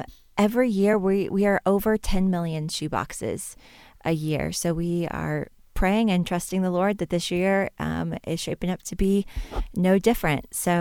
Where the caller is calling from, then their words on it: Boone, North Carolina, United States; I am calling in from Boone, North Carolina, at the headquarters of Samaritans Purse and Operation Christmas Child.